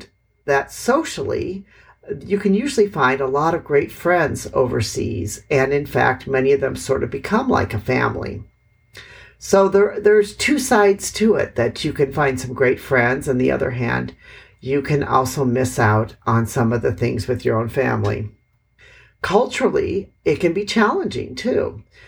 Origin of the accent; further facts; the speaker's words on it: Milwaukee, Wisconsin, United States; moved away as an adult; also born or lived in Hanoi, Vietnam; now in Vietnam; I am from Milwaukee, Wisconsin